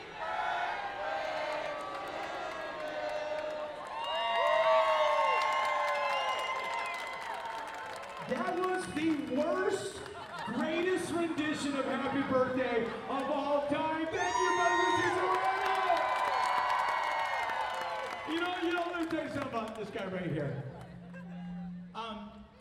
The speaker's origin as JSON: {"language": "English", "town": "Newport Beach", "region": "California", "country": "United States", "tie": "born or raised there", "said": "We grew up kind of together down in Orange County. He's from Laguna Beach, California. We're from Newport Beach, California."}